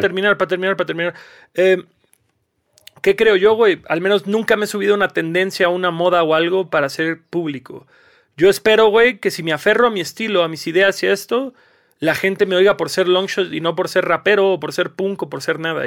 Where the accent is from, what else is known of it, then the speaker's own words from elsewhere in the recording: Cancún, Quintana Roo, Mexico; moved away; yo vengo de Cancún